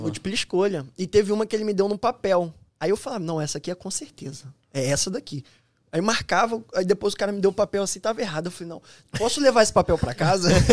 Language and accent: Portuguese; Nova Iguaçu, Rio de Janeiro, Brazil; moved away as an adult; also born or lived in Petrópolis; now in Florida, United States; sou do Rio de Janeiro, fui, nasci na, no Rio de Janeiro mesmo, mas é, de, minha infância passou ali em Nova Iguaçu